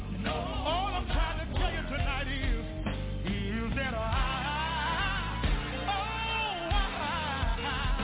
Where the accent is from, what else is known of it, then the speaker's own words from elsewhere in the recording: Dumas, Arkansas, United States; moved away; From a little town about 89 miles away from here called Dumas, Arkansas